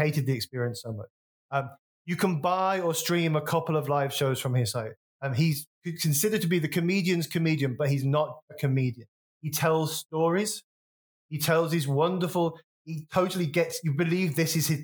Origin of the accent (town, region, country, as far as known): West Bromwich, West Midlands, United Kingdom; born or raised there